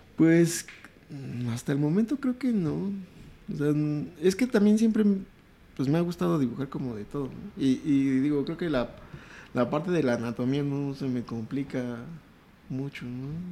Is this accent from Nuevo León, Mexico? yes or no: no; Mexico City, Mexico; crecí toda la vida en Iztapalapa